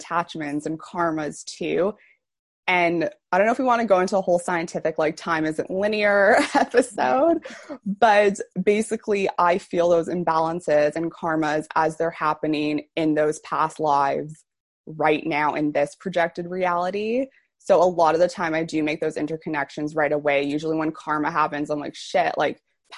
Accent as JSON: {"language": "English", "town": "Toronto", "region": "Ontario", "country": "Canada", "said": "I'm from Toronto, Canada."}